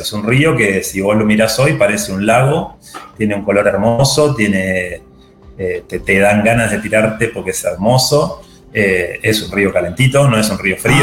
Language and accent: Spanish; Viedma, Río Negro, Argentina; also born or lived in Buenos Aires; Estoy en Viedma, eh, soy nacido aquí, viví casi toda mi vida acá excepto cuando me fui a estudiar a Buenos Aires